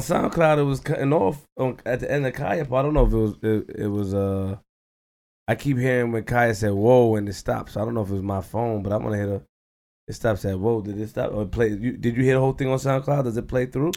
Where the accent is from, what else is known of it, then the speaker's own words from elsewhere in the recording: New York City, New York, United States; I'm from Queens.